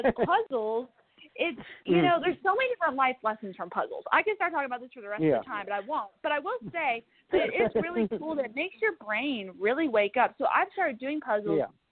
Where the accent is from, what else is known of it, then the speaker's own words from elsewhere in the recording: central Kentucky, United States; moved away as an adult; now in Nashville, United States; I was born and raised in Kentucky, right in the central part of the state, about an hour south of Louisville